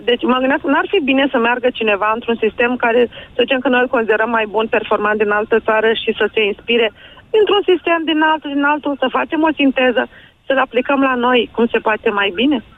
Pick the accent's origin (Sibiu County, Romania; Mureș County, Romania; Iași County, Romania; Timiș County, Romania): Iași County, Romania; Iași; sunt din Iași